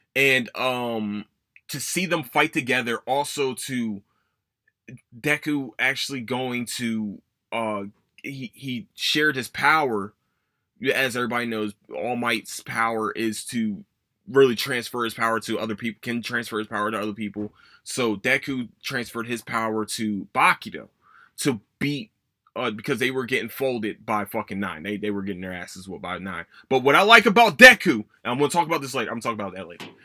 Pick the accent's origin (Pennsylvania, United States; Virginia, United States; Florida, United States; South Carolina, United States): Pennsylvania, United States; Philadelphia; my hometown